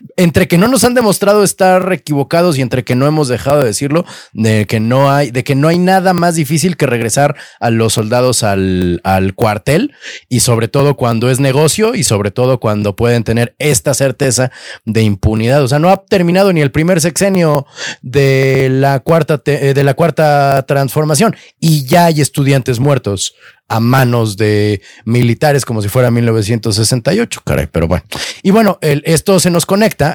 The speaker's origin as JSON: {"language": "Spanish", "region": "Mexico City", "country": "Mexico", "said": "para nosotros, como chilangos"}